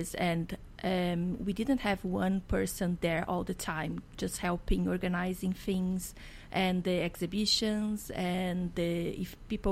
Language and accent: English; Brazil; moved away as an adult; now in Prince George, Canada; I came from Brazil